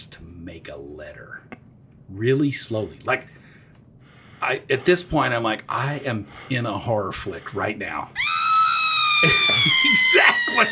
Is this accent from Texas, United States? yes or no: yes; Texas, United States; I'm from Texas